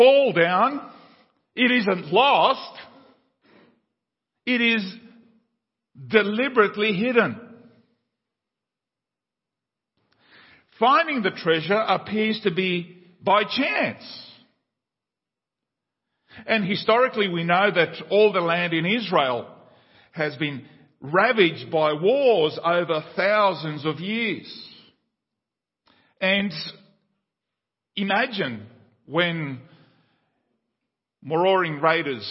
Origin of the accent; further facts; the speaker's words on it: Paraguay; Paraguay has been, the country where I was born in South America